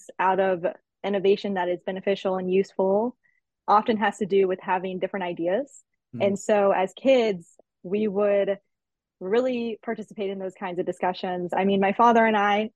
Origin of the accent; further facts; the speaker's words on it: Naples, Florida, United States; So I am originally from Naples, Florida